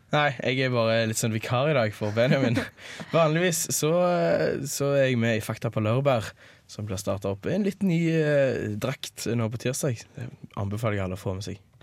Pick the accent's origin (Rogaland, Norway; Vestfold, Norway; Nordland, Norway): Rogaland, Norway; Sandnes; moved away as an adult; now in Trondheim, Norway; jeg er fra Sandnes, byen i skyggen av Stavanger